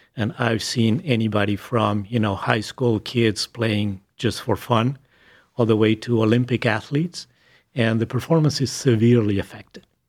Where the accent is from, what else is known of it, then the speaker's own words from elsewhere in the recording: Buenos Aires, Argentina; English is a second language; moved away as an adult; now in Cleveland, United States; I was born in Buenos Aires, Argentina. I started med school in Buenos Aires